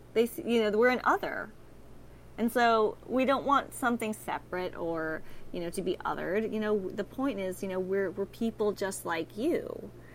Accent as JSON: {"language": "English", "region": "Texas", "country": "United States", "said": "in Texas, I'm from Texas"}